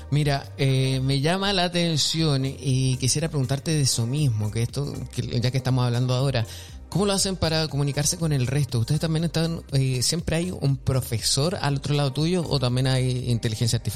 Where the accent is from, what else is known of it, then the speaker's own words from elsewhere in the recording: Chile; Es como que yo soy chileno y digo, ok, un chileno hablando inglés.